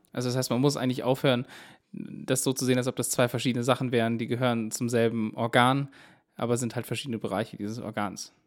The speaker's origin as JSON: {"language": "German", "region": "Baden-Württemberg", "country": "Germany", "moved": "yes", "said": "ich komme ja eigentlich ursprünglich aus Baden-Württemberg"}